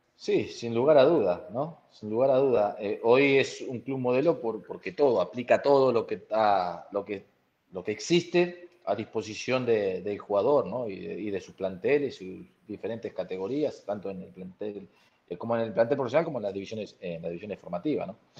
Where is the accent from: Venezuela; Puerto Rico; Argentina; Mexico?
Argentina; Bragado, Buenos Aires Province; moved away; Bragado, en mi pueblo, en mi ciudad, donde yo nací